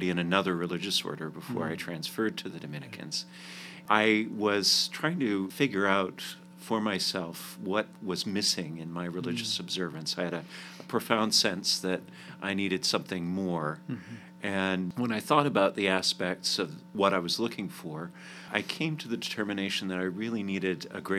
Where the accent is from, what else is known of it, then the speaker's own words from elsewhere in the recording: Calgary, Alberta, Canada; moved away as an adult; also born or lived in Providence, Rhode Island / Nashville, Tennessee / Washington, D.C.; now in United States; I grew up in Canada, in the city of Calgary. I moved to the States in 2006